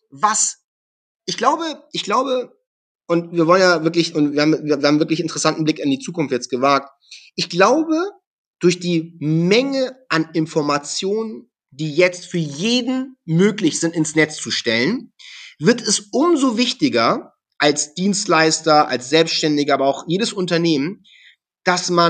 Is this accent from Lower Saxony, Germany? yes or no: no; Hamburg, Germany; Ich war ein SEO-Experte, ich komme aus Hamburg, war natürlich logisch, dass ich als SEO-Experte da auf Platz 1 will.